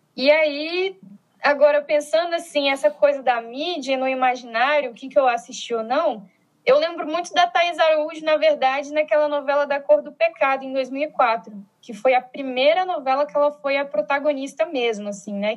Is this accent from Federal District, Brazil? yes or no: yes; Brasília, Federal District, Brazil; sou de Brasília, formada em Sociologia pela Universidade de Brasília, né, que é a federal daqui